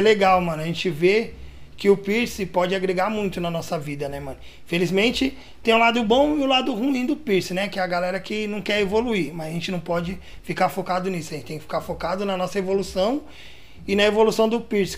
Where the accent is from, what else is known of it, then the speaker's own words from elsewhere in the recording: São Paulo, Brazil; also born or lived in Guarulhos; eu nasci em Guarulhos, tipo, com um ano de idade eu mudei de Guarulhos. Fui morar no Jardim Peri, que é onde eu tô uhum. até hoje. Então tenho 34 anos de Jardim Peri